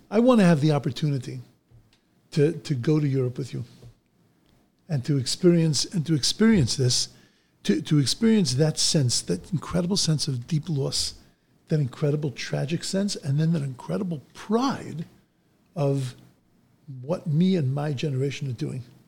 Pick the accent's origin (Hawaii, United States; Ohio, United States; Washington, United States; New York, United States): New York, United States; Bellmore; I grew up in Long Island